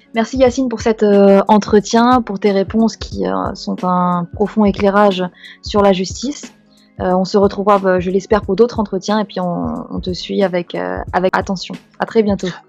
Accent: Strasbourg, Grand Est, France; Moi, j'ai grandi à Strasbourg

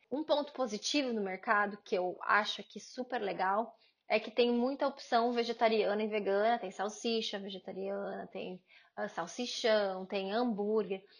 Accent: Paraná, Brazil; now in United Kingdom; Eu também vim do Paraná

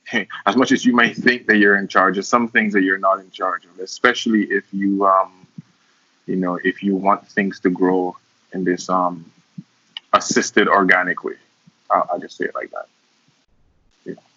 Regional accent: St. Lucia; moved away; also born or lived in Cayman Islands; I was born in St. Lucia, um, that's where I grew up

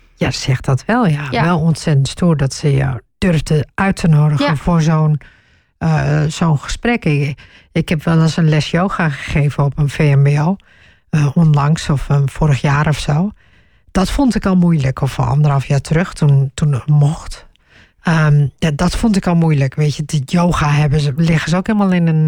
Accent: northeast Groningen, Netherlands; Ik ben in Noordoost-Groningen opgegroeid

